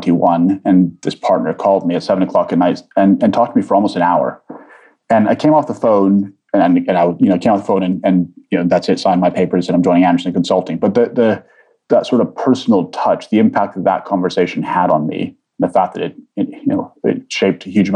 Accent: Vancouver, British Columbia, Canada; also born or lived in Egypt / London; I'm born in Egypt. I came here as an immigrant family to Canada. So I grew up in Vancouver predominantly

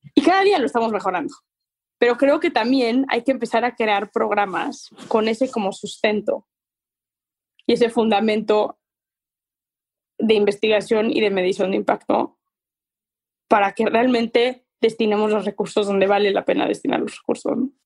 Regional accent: Mexico

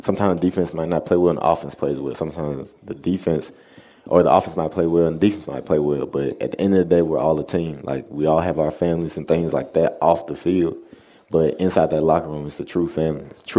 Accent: the South, United States; We're both from the South

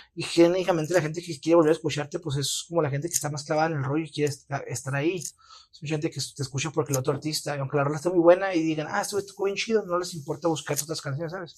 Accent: Chihuahua, Mexico; moved away as an adult; now in Mexico City, Mexico; siento que el clima de aquí me ha hecho muy, muy débil con el clima de mi ciudad natal

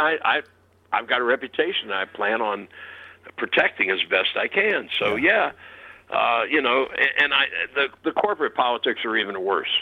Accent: Ohio, United States; I'm an Ohio boy

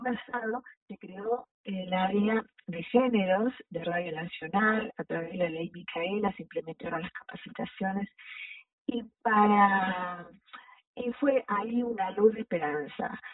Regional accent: Jujuy, Argentina; yo soy Jujeña

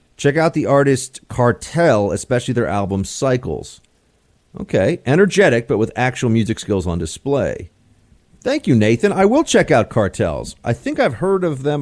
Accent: New York, United States; I am a New Yorker

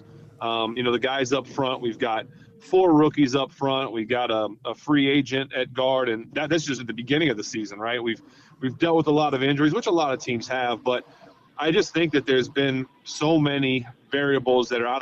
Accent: Ohio, United States; moved away; I'm from Ohio, a couple hours, like literally away. I went to school in Ohio

